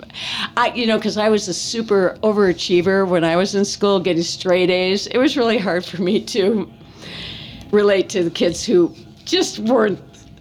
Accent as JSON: {"language": "English", "town": "Thiensville", "region": "Wisconsin", "country": "United States", "tie": "born or raised there", "moved": "yes", "lives_now": "Porter County, United States", "said": "I grew up in Wisconsin."}